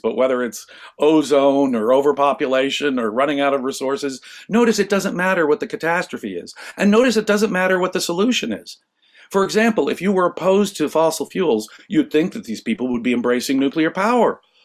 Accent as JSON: {"language": "English", "town": "Los Angeles", "region": "California", "country": "United States", "tie": "born or raised there", "said": "I grew up in Los Angeles"}